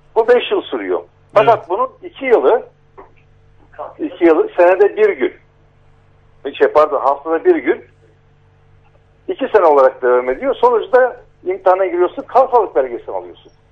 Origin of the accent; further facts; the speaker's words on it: Nazilli, Aydın, Turkey; Bizim Nazilli'de